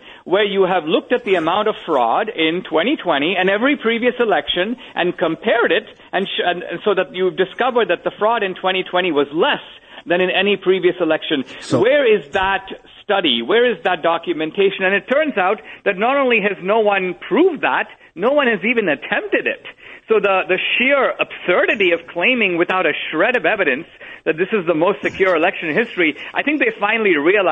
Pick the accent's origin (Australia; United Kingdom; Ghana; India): India; moved away; I grew up in India